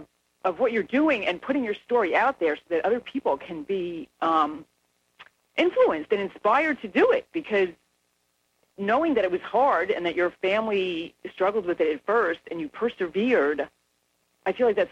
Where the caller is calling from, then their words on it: Doylestown, Pennsylvania, United States; I'm calling from Doylestown, Pennsylvania